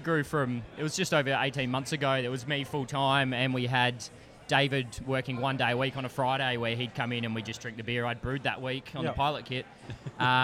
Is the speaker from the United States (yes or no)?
no; Perth, Western Australia, Australia; moved away as an adult; also born or lived in London; now in Brisbane, Australia; I'm from Perth, or down south WA originally